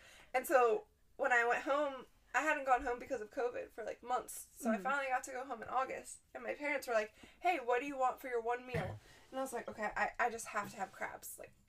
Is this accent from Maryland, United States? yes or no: yes; Maryland, United States; now in California, United States; I'm born and raised in Maryland